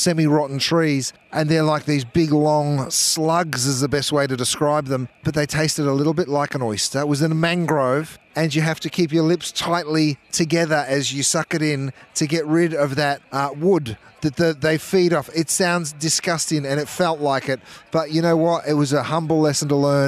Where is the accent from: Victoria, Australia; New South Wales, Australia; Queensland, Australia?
Victoria, Australia; Melbourne; accent: Aussie; moved away as an adult; now in Los Angeles, United States; I grew up here in Melbourne in, you know, some pretty humble beginnings